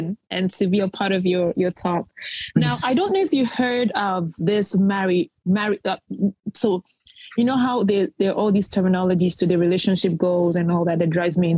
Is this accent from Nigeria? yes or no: yes; Nigeria; I'm a Nigerian woman, a Nigerian woman